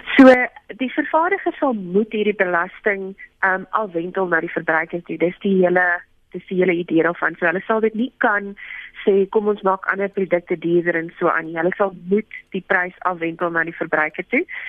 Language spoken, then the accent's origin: Afrikaans; South Africa